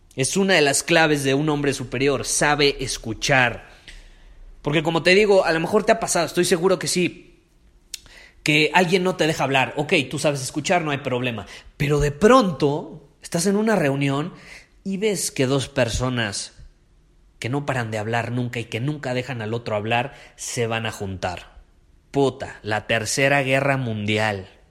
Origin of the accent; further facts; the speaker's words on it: Mexico; como nosotros somos de México